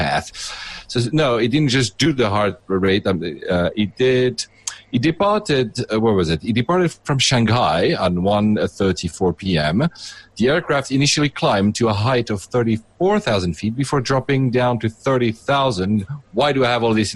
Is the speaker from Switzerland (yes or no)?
yes; Geneva, Switzerland; I'm from Switzerland myself. I was born in Geneva.